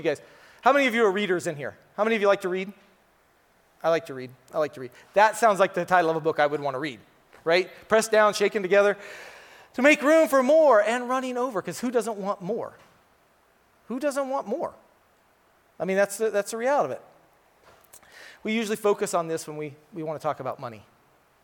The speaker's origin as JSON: {"language": "English", "town": "Tumwater", "region": "Washington", "country": "United States", "said": "I'm from Tumwa, so I consider myself an honorary East Sider"}